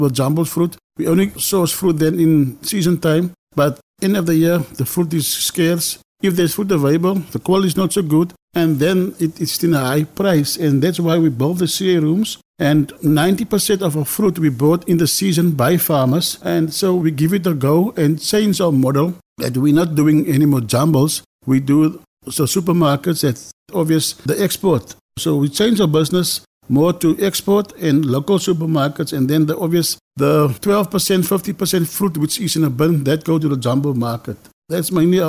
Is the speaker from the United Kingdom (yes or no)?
no; South Africa; I live in Pinyal, grew up in Pinyal